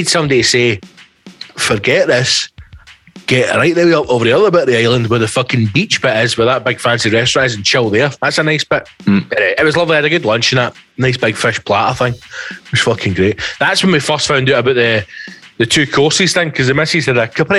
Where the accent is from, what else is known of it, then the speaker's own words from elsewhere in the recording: Glasgow, Scotland, United Kingdom; I went, Glasgow